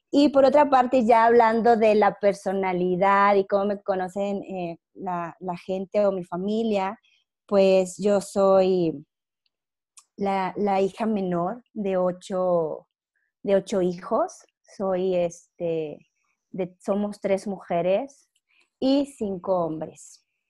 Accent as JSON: {"language": "Spanish", "town": "Monclova", "region": "Coahuila", "country": "Mexico", "tie": "born or raised there", "also_born_or_lived": "Monterrey, Mexico / Toluca, Mexico", "moved": "as an adult", "said": "yo soy de Monclova, Coahuila, y toda mi vida estuve ahí, hasta que yo salí de la carrera"}